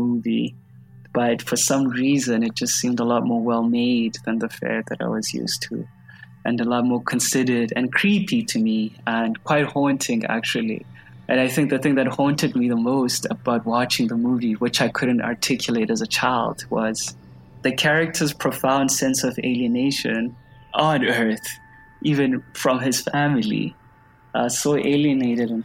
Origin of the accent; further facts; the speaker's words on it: South Africa; as a South African, I used to think that it was just because of me and just how I was. But the older I've gotten, the more I've realized how much that was influenced by the society I grew up under